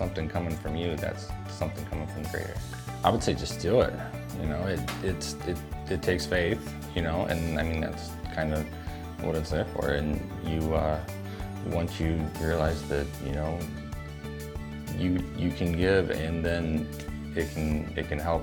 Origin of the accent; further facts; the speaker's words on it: Elma, United States; I grew up in Elma